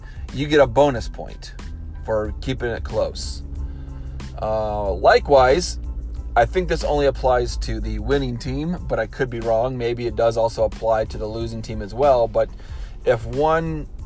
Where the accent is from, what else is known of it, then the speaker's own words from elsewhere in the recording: Michigan, United States; also born or lived in Chicago area; now in Chicago, United States; I'm originally from Michigan